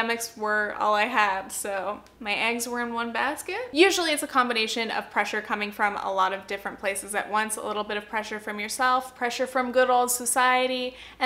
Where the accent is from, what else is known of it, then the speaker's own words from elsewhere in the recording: Southern Orange County, California, United States; I grew up in Southern Orange County, California, which is a pretty affluent area